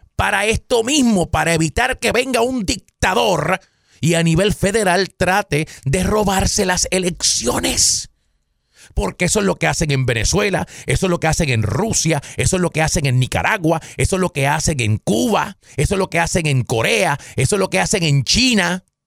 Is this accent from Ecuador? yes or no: no; Caguas, Puerto Rico; en mi pueblo, yo soy de Caguas, Puerto Rico, un pueblito en el centro de la isla